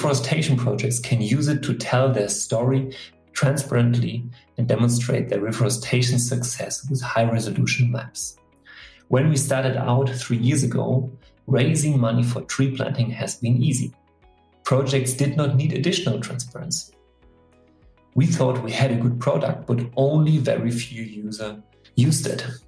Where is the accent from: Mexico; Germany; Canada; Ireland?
Germany; I'm a forester from Germany